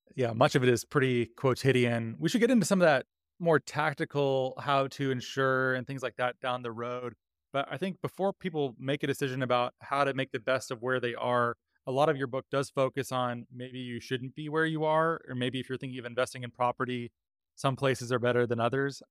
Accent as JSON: {"language": "English", "town": "Mesa", "region": "Arizona", "country": "United States", "tie": "born or raised there", "moved": "yes", "said": "I grew up in Mesa, Arizona"}